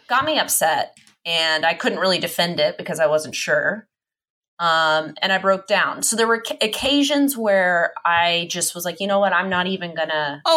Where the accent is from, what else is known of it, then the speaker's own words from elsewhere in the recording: Texas, United States; also born or lived in Oklahoma; That's where all my family's from. I was born in Texas, but they're all from Oklahoma.